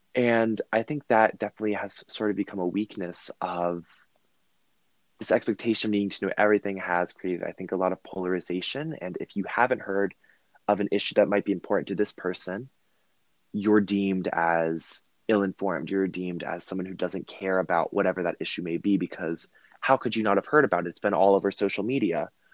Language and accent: English; Virginia, United States; I'm from Virginia